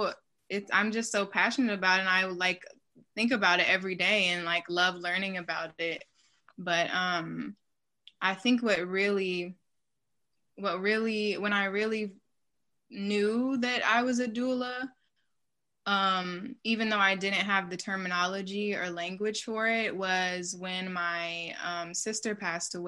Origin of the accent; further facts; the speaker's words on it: Charlotte, North Carolina, United States; moved away; I'm originally from Charlotte, North Carolina, or occupied Catawba land.